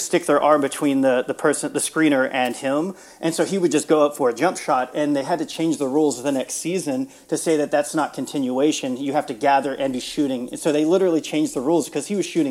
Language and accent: English; Houston, Texas, United States; now in Austin, United States; So I grew up in the Houston area. I grew up in a suburb of Houston